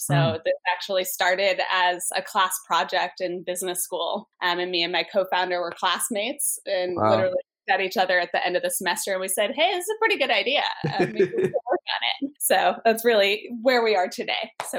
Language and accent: English; New York, United States; I grew up in New York